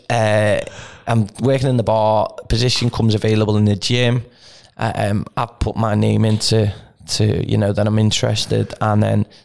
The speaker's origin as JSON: {"language": "English", "country": "Canada", "said": "I mean, I'm from Canada."}